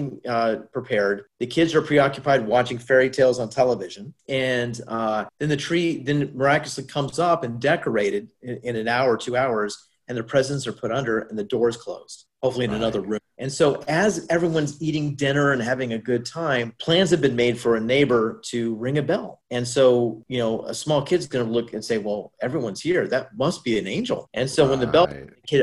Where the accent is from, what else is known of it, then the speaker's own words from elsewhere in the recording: Midwest, United States; moved away as an adult; It was our tradition, our family, especially in the Midwest